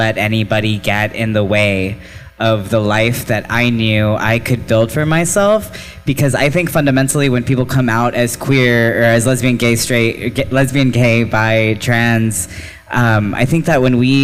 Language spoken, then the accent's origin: English; Texas, United States; I have been a lifelong Texan, so I identify as a lifelong Texan, a first-generation Texan, and also a first-generation immigrant because my family moved here from Mexico